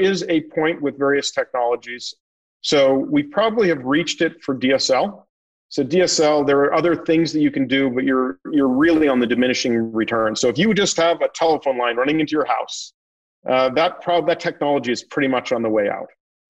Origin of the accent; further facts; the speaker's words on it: Northeast, United States; now in North Carolina, United States; So I think there's a term that we have that you hear in North Carolina a lot. I'm from the Northeast.